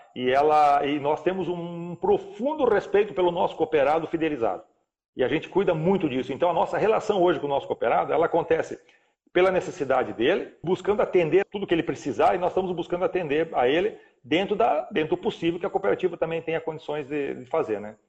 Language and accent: Portuguese; Paraná, Brazil; moved away as an adult; also born or lived in Rio Grande do Sul / Cascavel, Paraná; now in Rondônia, Brazil; Eu nasci lá com muito, muito novo, com 4, 5 anos mais ou menos, fui morar no Paraná, minha família mudou ao Paraná, onde eu fiquei